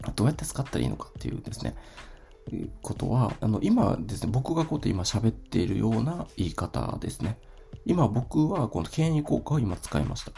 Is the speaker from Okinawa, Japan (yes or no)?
yes; Ishigaki, Okinawa, Japan; 僕はですね、あの、沖縄の石垣島出身なんですけど